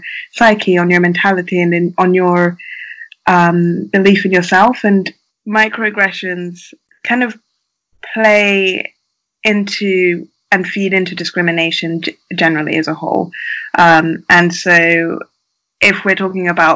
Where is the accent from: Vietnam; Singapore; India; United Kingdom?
United Kingdom; I am a Black woman who grew up in the UK